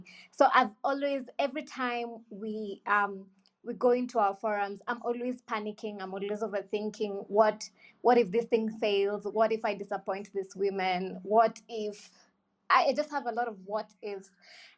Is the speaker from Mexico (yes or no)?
no; Kenya; I'm from Africa, Kenya in particular.